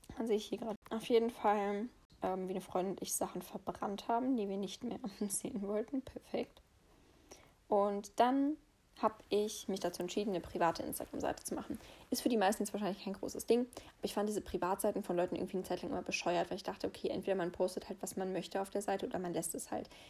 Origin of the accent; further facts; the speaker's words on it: Heppenheim, Hesse, Germany; moved away; bei mir zu Hause, also meine Heimat war sozusagen da, wo ich geboren bin, im Odenwald in, in Heppenheim.